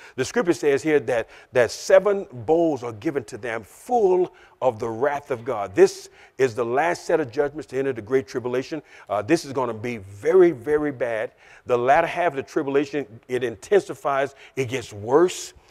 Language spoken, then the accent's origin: English; Louisiana, United States; I'm a Southern boy. I'm, I'm, I'm from Louisiana